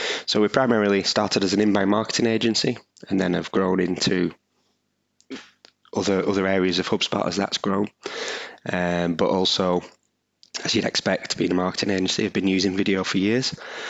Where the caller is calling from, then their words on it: Burnley, North West England, United Kingdom; I'm coming from the UK. I'm in Burnley, just outside of Manchester